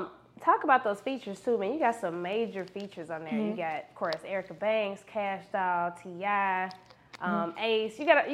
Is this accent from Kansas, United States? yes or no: no; Cincinnati, Ohio, United States; I'm from Cincinnati, Ohio.